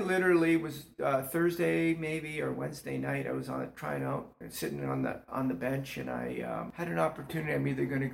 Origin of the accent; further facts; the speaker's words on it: St. Catharines, Ontario, Canada; I come from St. Catharines. Mm-hmm. That's where I was born and raised.